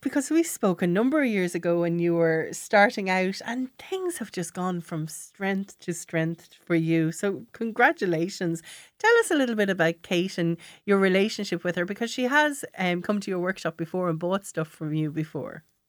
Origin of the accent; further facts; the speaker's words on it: Gorey, Leinster, Ireland; I'm from Goree in County Wexford